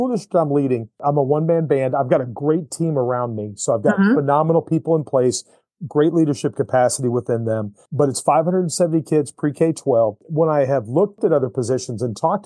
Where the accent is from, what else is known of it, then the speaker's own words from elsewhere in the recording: Syracuse, New York, United States; now in Missouri, United States; I'm from Syracuse, New York